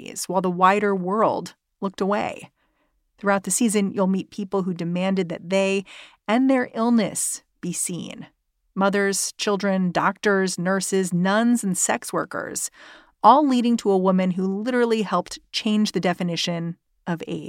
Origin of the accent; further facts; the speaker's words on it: New York City, New York, United States; as a New Yorker